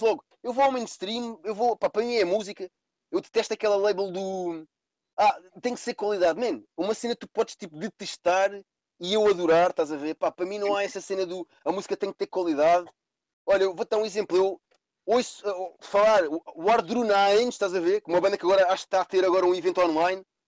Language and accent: Portuguese; Cascais, Lisbon, Portugal; as pessoas pensam que eu sou de Lisboa, eu não sou de Lisboa, sou de Cascais, mais concretamente da parede, Carcavelos